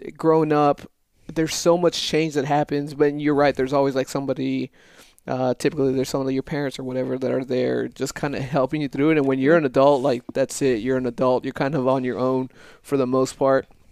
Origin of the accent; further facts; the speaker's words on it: El Paso, Texas, United States; moved away as an adult; the first twenty years of my life was El Paso. Growing up there, going through school